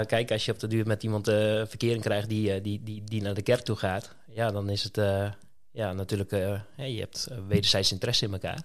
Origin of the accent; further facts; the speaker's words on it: Tolbert, Groningen, Netherlands; also born or lived in Roden, Drenthe; ik ben geboren in Rode. Eh, toen ik acht was, ben ik naar Leek verhuisd, naar Tolbert.